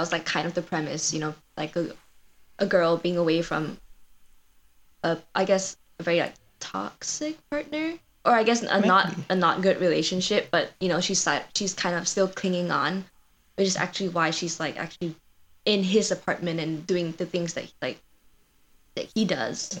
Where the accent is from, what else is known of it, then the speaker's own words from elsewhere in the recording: Malaysia; moved away as an adult; now in Madison, United States; I grew up in Malaysia, um, and I came here for my undergrad as a transfer student from Malaysia